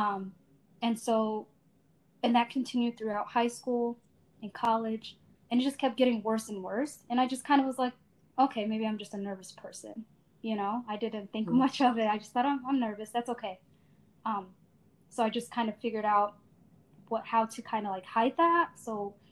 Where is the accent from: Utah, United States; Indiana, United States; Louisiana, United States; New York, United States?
Indiana, United States; Indianapolis; also born or lived in Asmara, Eritrea; I was born in Eritrea, Asmara specifically, in 1991. And then my family and I immigrated to Indianapolis, Indiana in 1997. So I came to the States when I was 6 years old, went to grade school and college in Indiana.